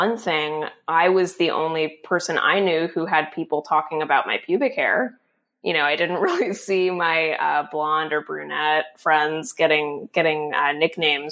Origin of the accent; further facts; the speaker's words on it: Florida, United States; I grew up in Florida